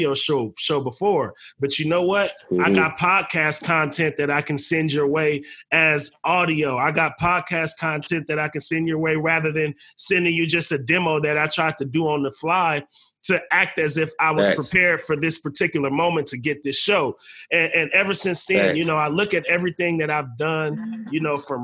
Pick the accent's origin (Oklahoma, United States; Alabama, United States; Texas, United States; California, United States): California, United States; Bay Area; we're from the Bay Area. We come from an independent scene.